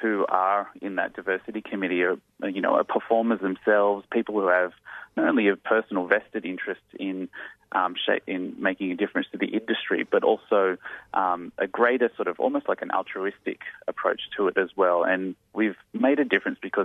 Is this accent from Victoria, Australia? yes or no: no; Blacktown, New South Wales, Australia; being raised out in Blacktown in Western Sydney